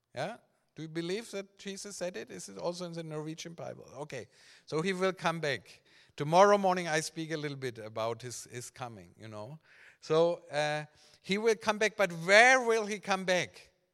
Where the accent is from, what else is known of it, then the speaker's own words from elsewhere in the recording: Germany; English is a second language; I grew up in Germany